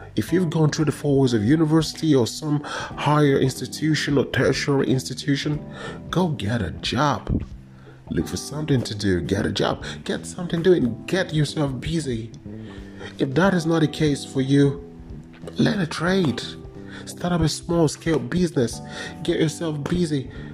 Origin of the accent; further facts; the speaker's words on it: Nigeria; when I was growing up in Nigeria